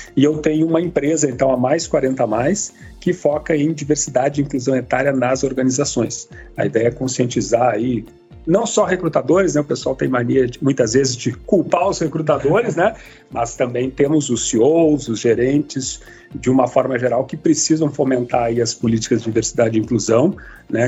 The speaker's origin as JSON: {"language": "Portuguese", "region": "Rio Grande do Sul", "country": "Brazil", "said": "aqui em São Leopoldo como gaúcho"}